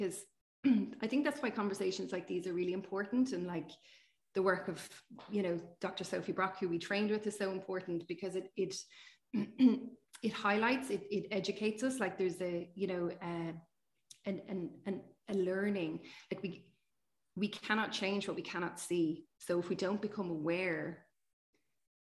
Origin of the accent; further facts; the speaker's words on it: Ireland; we're from Ireland